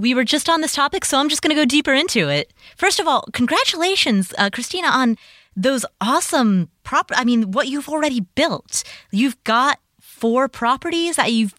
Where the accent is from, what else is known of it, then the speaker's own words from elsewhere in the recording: Cincinnati, Ohio, United States; the neighborhood that I grew up in Cincinnati, Ohio, there's a house, there are houses there today that are for sale for $50,000.